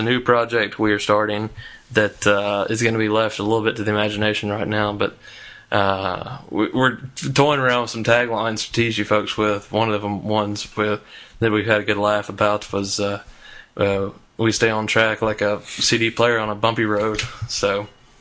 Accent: the South, United States; I'm from the South

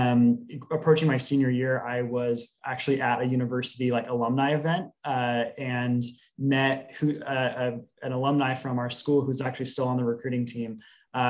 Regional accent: Portland, Oregon, United States; Portland native, born and raised, didn't really stray too far from home geographically.

